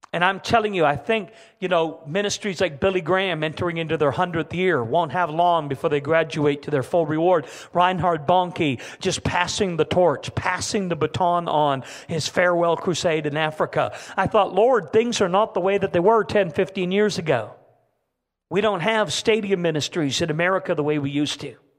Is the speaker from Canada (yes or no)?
yes; Canada; I'm a Canadian